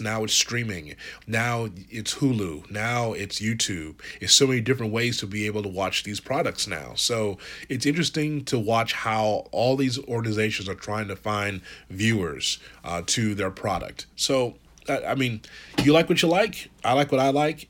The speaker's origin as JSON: {"language": "English", "town": "Chicago", "region": "Illinois", "country": "United States", "tie": "born or raised there", "said": "I'm from Chicago"}